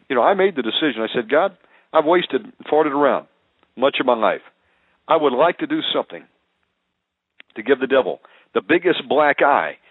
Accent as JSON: {"language": "English", "region": "Georgia", "country": "United States", "tie": "born there", "said": "And yes, I am a redneck, folks. I was born in Georgia, although I don't have the accent anymore."}